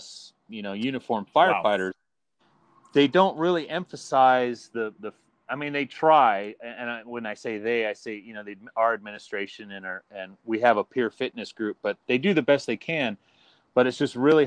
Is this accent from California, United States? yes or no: yes; Southern California, United States; moved away as an adult; also born or lived in Huntington Beach, California; now in Merritt Island, United States; originally I'm from Southern California.